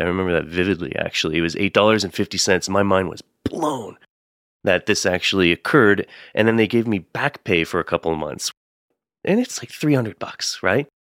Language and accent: English; Windsor, Ontario, Canada; also born or lived in Calgary; now in Toronto, Canada; I grew up just in Windsor, Ontario, which is on the other side of Detroit.